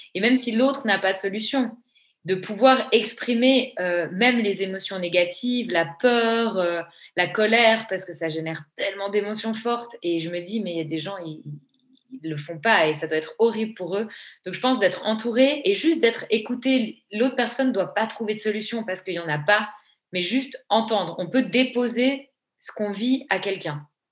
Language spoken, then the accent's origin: French; Switzerland; Je suis une vraie Suisse bien fiable